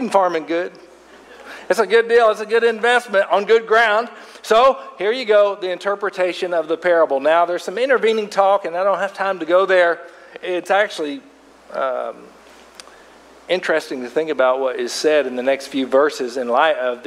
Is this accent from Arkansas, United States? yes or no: yes; Arkansas River Valley, United States; where I grew up over in the Arkansas River Valley